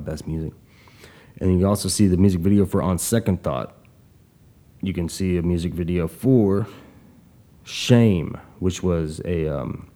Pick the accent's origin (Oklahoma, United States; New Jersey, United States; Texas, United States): Oklahoma, United States; Tulsa; my town, my hometown, my city, Tulsa, Oklahoma